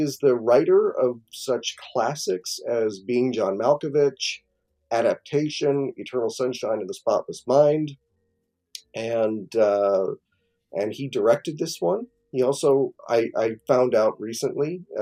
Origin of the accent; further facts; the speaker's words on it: United States; me being American